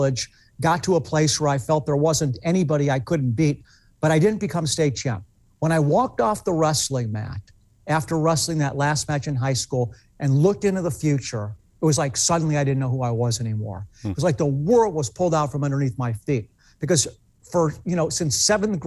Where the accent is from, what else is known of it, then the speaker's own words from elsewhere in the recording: United States; also born or lived in Pepper Pike, Ohio; As an American